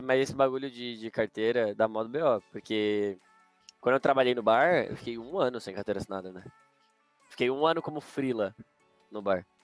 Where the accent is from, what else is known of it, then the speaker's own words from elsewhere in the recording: Rio de Janeiro, Brazil; eu sou carioca